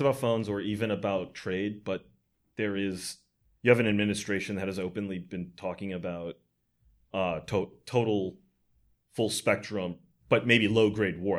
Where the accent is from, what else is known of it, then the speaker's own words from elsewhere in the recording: United States; as an American